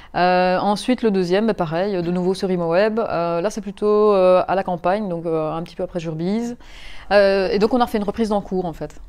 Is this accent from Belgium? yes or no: yes; Mons, Wallonia, Belgium; je suis originaire de Mons